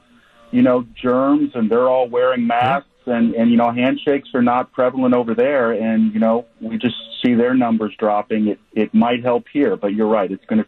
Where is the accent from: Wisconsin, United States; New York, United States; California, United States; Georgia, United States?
Wisconsin, United States; Waukesha; also born or lived in Thailand; now in Houston, United States; I'm originally from Waukesha. I live down here in Houston. I lived in Thailand for 10 years